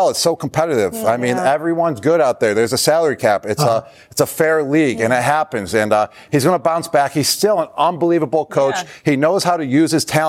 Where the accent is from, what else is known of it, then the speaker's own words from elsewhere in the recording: Buffalo, New York, United States; my hometown team, the Buffalo Bills.